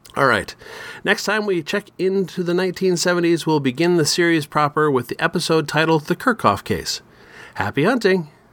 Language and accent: English; Minnesota, United States; my home state of Minnesota